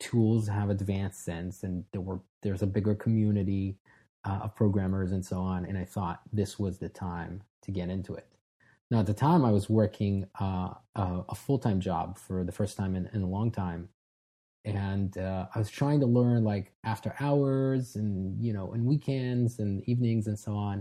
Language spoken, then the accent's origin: English; Israel; moved away as an adult; now in United States; I was born and raised in Israel, but moved here when I was 21.